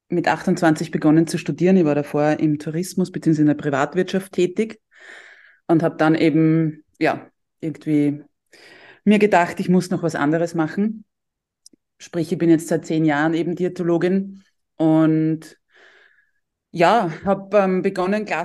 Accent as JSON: {"language": "German", "area": "Tullnerfeld", "region": "Lower Austria", "country": "Austria", "said": "ich bin aus Niederösterreich, aus dem schönen Dulnerfeld"}